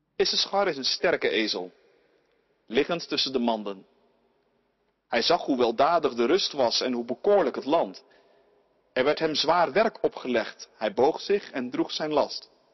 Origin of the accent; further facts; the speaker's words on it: Ouderkerk aan den IJssel, South Holland, Netherlands; In het eh, dorp waar ik opgroeide, Oude Kerk aan de IJssel